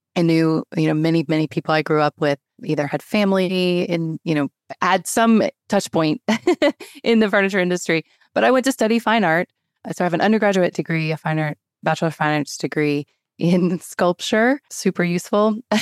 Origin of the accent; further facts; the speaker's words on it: High Point, North Carolina, United States; I grew up in High Point, North Carolina, which is the home of home furnishings